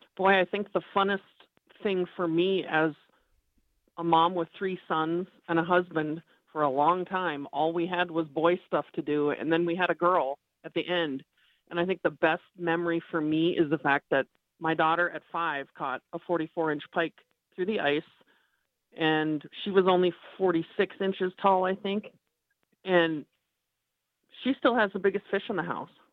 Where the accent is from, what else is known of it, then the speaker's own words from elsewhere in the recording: Minneapolis, Minnesota, United States; I grew up in Minneapolis